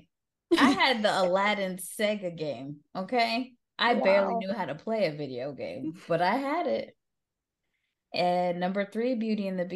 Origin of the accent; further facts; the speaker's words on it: Jamaica; As a Jamaican